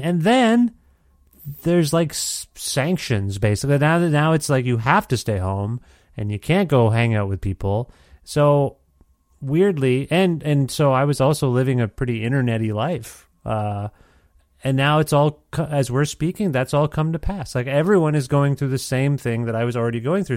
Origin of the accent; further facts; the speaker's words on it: Guelph, Ontario, Canada; moved away as an adult; now in Edmonton, Canada; I'm from Guelph, Ontario